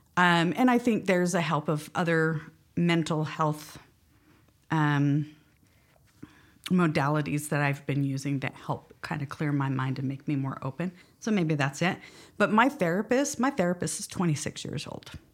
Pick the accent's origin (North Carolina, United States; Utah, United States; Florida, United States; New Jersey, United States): Utah, United States; West Valley City; also born or lived in Montrose, Colorado; I was born in, uh, in Montrose, Colorado, um, but as a small child moved out here to Utah with my family and grew up mainly in the Kearns, West Valley area